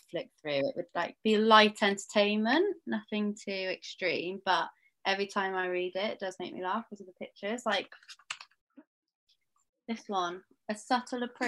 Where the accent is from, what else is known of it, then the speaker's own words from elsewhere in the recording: Perth, Western Australia, Australia; moved away; I'm from Perth, Australia